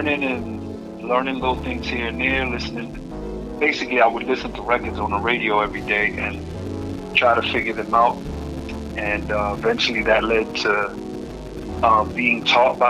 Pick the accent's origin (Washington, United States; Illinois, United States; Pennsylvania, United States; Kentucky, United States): Pennsylvania, United States; Philadelphia; moved away as an adult; also born or lived in New York; I'm from North Philly, from the streets of North Philly, and my grandmother was raising me